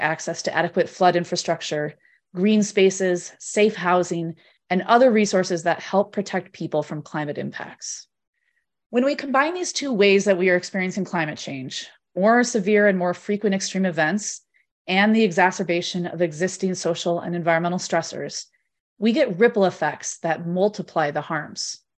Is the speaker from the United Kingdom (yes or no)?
no; Midwest, United States; moved away; I'm originally from the Midwest myself